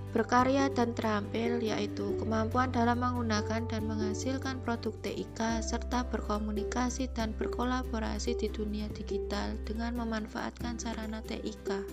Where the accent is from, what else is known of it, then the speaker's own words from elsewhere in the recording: Klaten, Central Java, Indonesia; asal dari Klaten